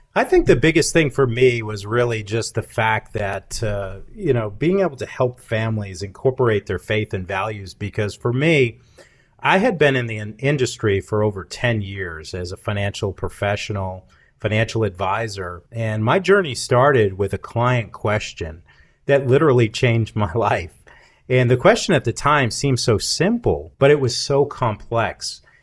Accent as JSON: {"language": "English", "region": "Massachusetts", "country": "United States", "tie": "born or raised there", "also_born_or_lived": "Charleston", "moved": "as an adult", "lives_now": "Cookeville, United States", "said": "I grew up in the North most of my life, in the Massachusetts"}